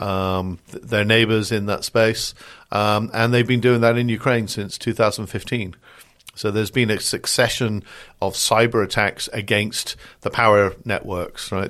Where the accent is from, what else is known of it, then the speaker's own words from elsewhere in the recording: United Kingdom; accent: British; moved away as an adult; now in United States; I'm a Brit. You can tell from the accent here, but I live the other side of the pond and have done for the last thirty odd years